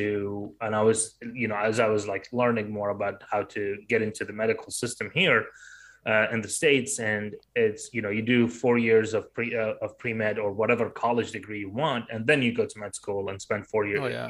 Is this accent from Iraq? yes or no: yes; Baghdad, Baghdad Governorate, Iraq; moved away; I was growing up in Baghdad